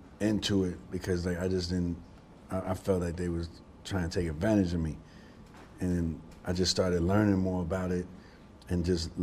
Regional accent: New York City, New York, United States; growing up in the Bronx

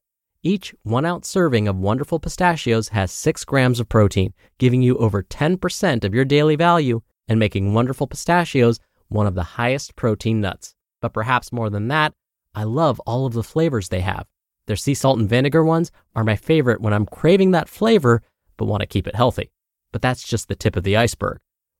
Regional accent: South Dakota, United States; also born or lived in Vermont; I could blame it on the fact that I grew up on the Great Plains of South and North Dakota.

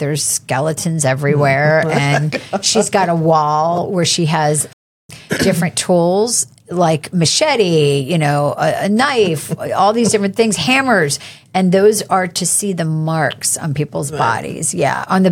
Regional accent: Pennsylvania, United States; now in Raleigh, United States; When I was growing up in Pennsylvania

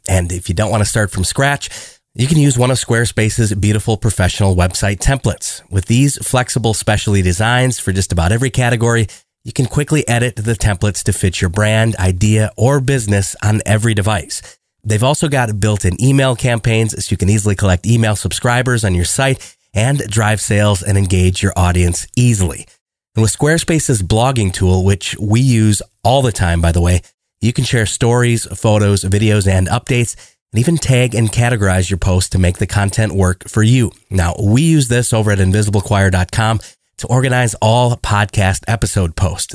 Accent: Austin, Texas, United States; I'm from Austin, Texas

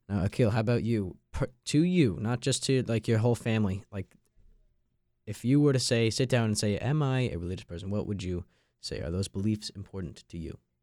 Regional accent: Long Island, New York, United States; moved away as an adult; now in North Carolina, United States; I'm from Long Island, New York, and I'm a member of the freshman class of 2026 here at State

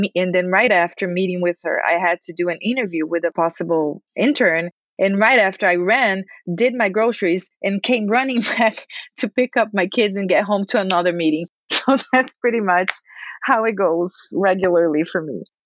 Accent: Brazil; moved away; I am an expat. I'm from Brazil.

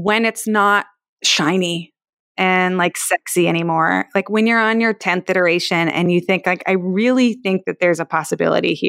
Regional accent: Palo Alto, California, United States; I'm from Palo Alto

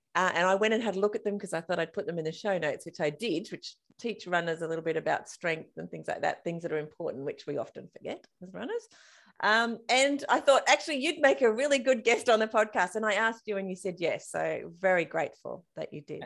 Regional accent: Australia; I'm Australian, and we often get confused with South African.

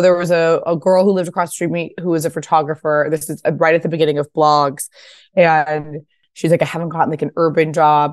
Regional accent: Pasadena, California, United States; also born or lived in New York; I'm from Pasadena. This was the house I grew up

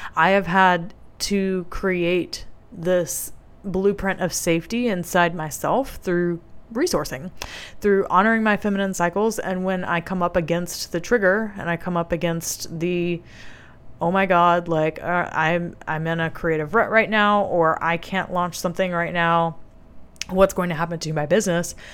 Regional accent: the South, United States; I grew up in the South

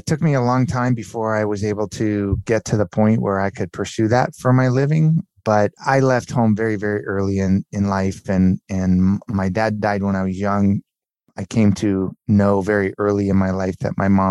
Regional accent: Southern California, United States; also born or lived in Miami; we grew up in Southern California. My parents moved to Southern California shortly after I was born. And yeah, I was raised in Southern California

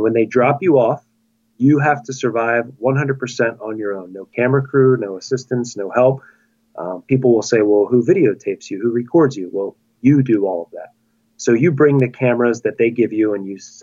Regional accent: Chalfont, Pennsylvania, United States; I am a 41-year-old high school teacher from Chalfont, Pennsylvania, which is just outside of Philadelphia

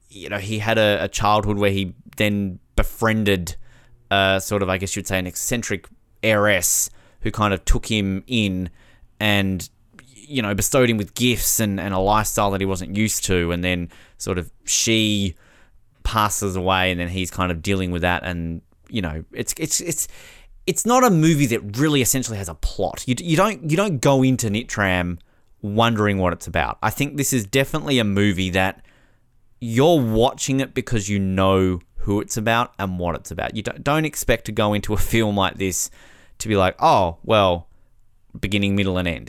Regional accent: Tasmania, Australia; my home state of Tasmania

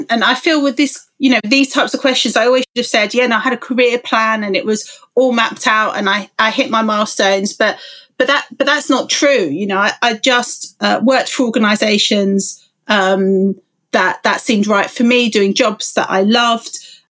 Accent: London, United Kingdom; You know, I grew up in London, 5 miles from UCL, and I was the first in my family to go to university.

